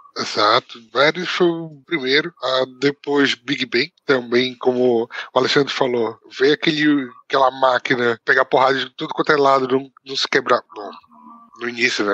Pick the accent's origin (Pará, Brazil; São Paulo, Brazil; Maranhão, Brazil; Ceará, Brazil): Pará, Brazil; Belém; moved away as an adult; now in Portugal; Eu sou natural de, de Belém, Pará